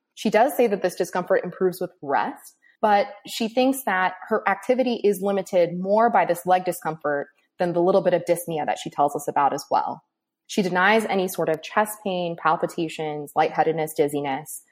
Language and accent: English; Southern California, United States; moved away as an adult; also born or lived in Cleveland, Ohio; now in Gainesville, United States; I'm originally from Southern California